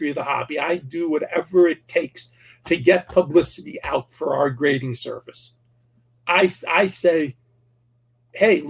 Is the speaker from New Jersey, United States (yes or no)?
yes; Saddle Brook, New Jersey, United States; There was one major league player from my hometown named Joe Cunningham. He's the only major leaguer from Saddlebrook, New Jersey.